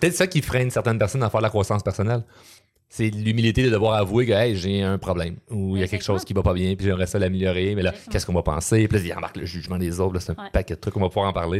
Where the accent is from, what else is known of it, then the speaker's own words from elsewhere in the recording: Quebec, Canada; je suis très, très, très québécois